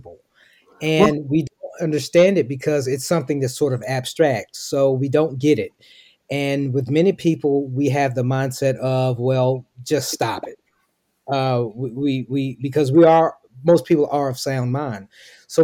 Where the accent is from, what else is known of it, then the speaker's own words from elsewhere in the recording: Memphis, Tennessee, United States; moved away as an adult; now in Dallas, United States; I'm originally from Memphis, Tennessee, but I now reside in Dallas, Texas.